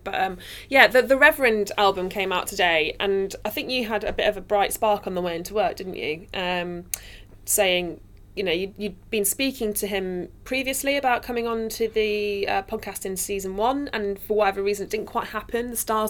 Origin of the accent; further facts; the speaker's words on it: Nottingham, East Midlands, United Kingdom; So I'm from Nottingham, as we know, and the music scene there was so tiny.